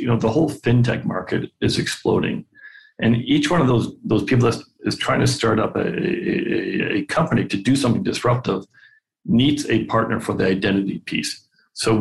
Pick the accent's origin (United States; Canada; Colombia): Canada; I'm Canadian and we tend not to brag